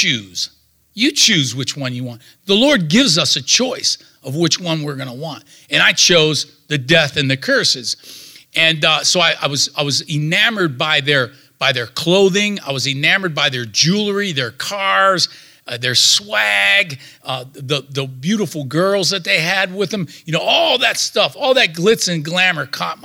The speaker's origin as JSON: {"language": "English", "area": "Youngstown-Warren area", "region": "Northeast Ohio", "country": "United States", "said": "I'm from the Steel Valley in Northeast Ohio, the Youngstown Warren area. I was born in 1957"}